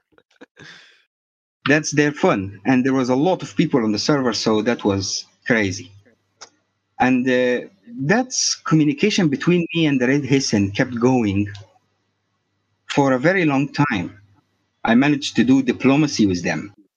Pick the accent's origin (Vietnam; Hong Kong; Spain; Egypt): Egypt; also born or lived in Cairo; I'm from Egypt